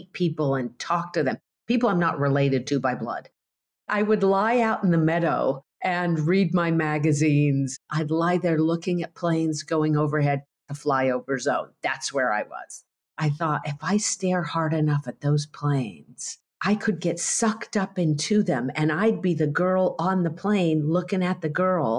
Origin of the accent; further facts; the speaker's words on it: Colorado Rockies, United States; I grew up in the Colorado Rockies on a horse